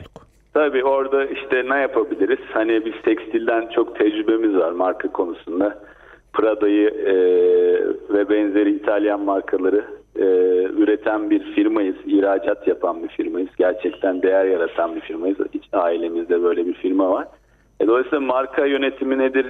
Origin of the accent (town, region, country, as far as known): Black Sea Region, Turkey